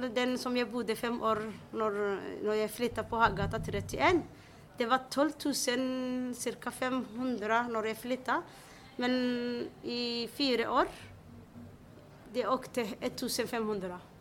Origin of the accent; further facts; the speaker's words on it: Somalia; Norwegian is a second language; now in Oslo, Norway; Jeg er fra Somalia. Og jeg har kommet til Norge i 1994